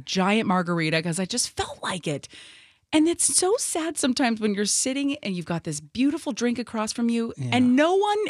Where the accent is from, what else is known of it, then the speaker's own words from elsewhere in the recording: Northern California, United States; growing up in Northern California.